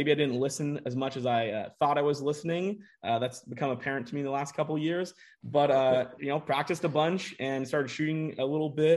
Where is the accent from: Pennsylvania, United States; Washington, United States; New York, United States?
Washington, United States; Bellevue; I'm from Bellevue, Washington, just outside of Seattle